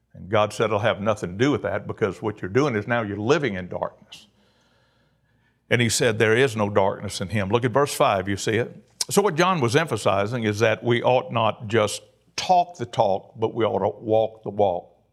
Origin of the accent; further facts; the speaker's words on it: Cajun, Louisiana, United States; I'm a Cajun